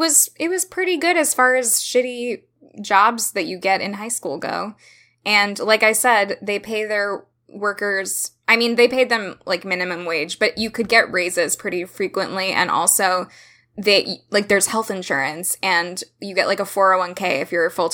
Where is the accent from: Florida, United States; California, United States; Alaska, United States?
Florida, United States; Central; I am from Florida, so for me it was like, and from Central Florida